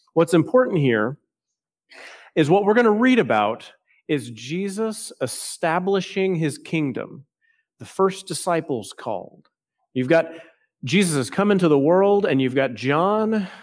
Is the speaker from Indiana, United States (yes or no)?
no; Texas, United States; now in South Carolina, United States; I'm still thinking as a Texan.